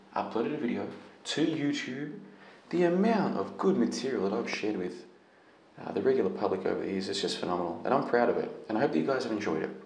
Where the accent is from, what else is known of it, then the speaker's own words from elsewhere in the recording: Australia; I'm Australian citizen.